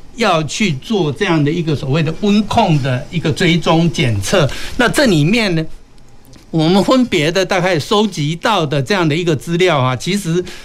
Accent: Kaohsiung, Taiwan; 我们高雄身为高雄人

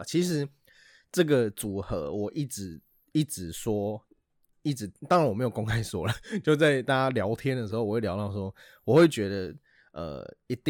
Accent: Taipei, Taiwan; 对，，我们都是台北人

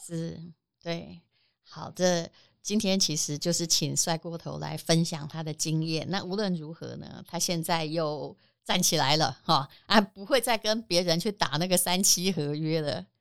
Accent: Yilan County, Taiwan; moved away; 我也是宜兰人，我也希望宜兰会长啊， 我还有老家在那里

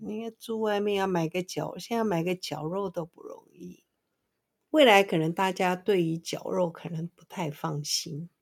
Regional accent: Taiwan; 我们本省人

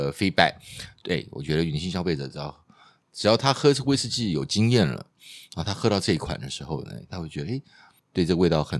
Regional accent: Taiwan; 台湾我们台湾人比较少吃了

